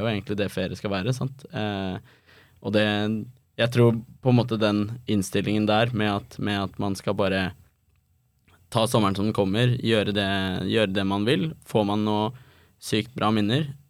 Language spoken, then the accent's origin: Norwegian; Oslo, Norway; now in Copenhagen, Denmark; når jeg er hjemme i Oslo